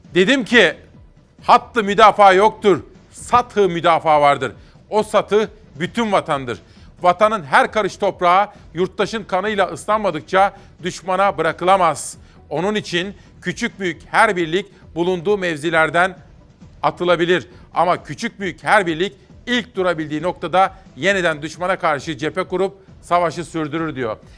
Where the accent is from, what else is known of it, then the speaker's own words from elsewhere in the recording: Ankara, Turkey; Ankaralılar olarak